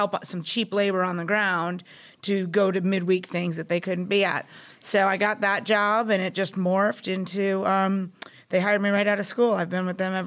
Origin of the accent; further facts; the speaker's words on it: New Jersey, United States; moved away as an adult; also born or lived in West Virginia; I'm from New Jersey